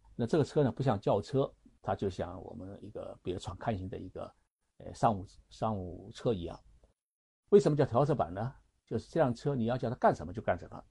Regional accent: China; 我们中国人

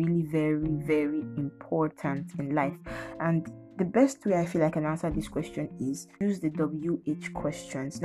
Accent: Lagos, Nigeria; I'm from Lagos State, so you can say that I am Omo Yoruba.

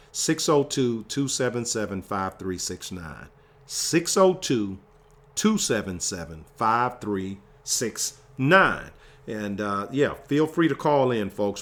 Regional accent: Virginia, United States; my home state of Virginia

